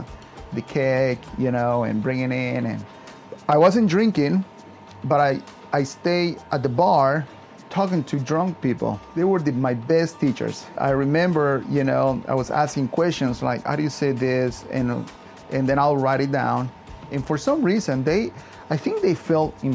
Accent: Yucatán, Mexico; born or raised there; also born or lived in Arlington, Virginia; now in United States

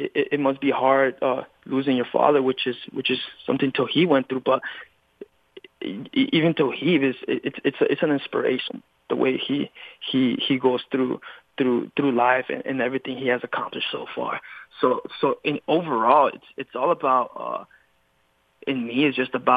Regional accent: California, United States; I was born and raised in California

